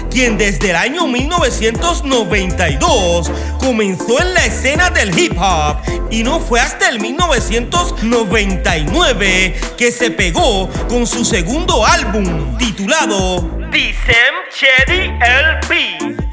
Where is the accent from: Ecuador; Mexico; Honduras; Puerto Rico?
Puerto Rico; Carolina; De Carolina han salido los mejores bailarines, grafiteros, DJs, raperos, reggaetoneros y salseros. Modestia aparte, me incluyo. Soy de la Marina.